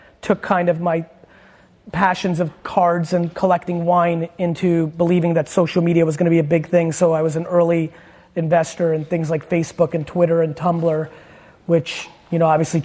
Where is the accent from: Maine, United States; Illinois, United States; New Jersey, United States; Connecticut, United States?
New Jersey, United States; Edison; also born or lived in Soviet Union; I grew up in New Jersey